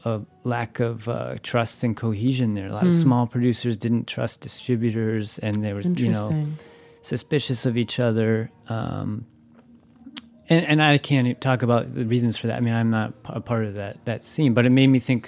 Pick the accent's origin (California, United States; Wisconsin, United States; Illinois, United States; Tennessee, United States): Wisconsin, United States; I'm from Wisconsin.